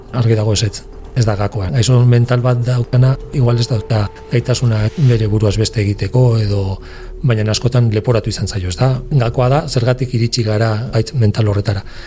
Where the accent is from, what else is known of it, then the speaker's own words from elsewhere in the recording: Navarre, Spain; gure Nafarroan